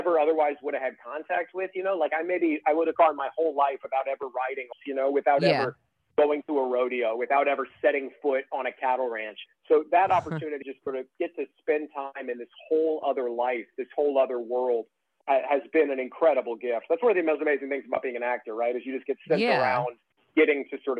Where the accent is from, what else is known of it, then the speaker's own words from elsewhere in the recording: Iowa, United States; moved away as an adult; now in New York, United States; I'm from Iowa originally. I grew up in Iowa and lived in Iowa for 22 years before I moved to New York about 9 years ago.